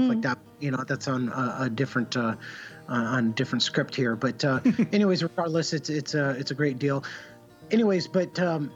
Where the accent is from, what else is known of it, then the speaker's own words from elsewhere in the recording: Santa Barbara, California, United States; I grew up in Santa Barbara, California